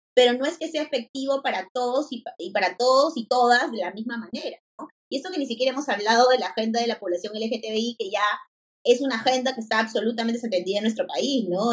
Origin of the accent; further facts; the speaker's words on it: Lima, Peru; yo soy de Lima